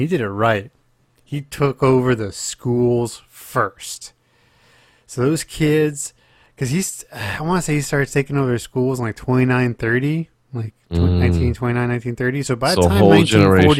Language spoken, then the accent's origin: English; England, United Kingdom; I can go make a ton more money here, and I'm English, so I can go pretty much anywhere in the world I want to go.